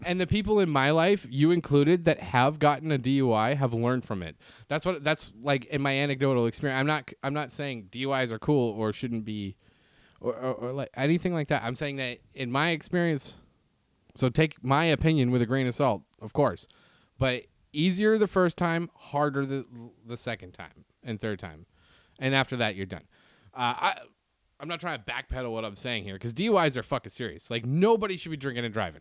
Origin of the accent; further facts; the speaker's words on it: Canada; now in United States; me as a Canadian here in the U S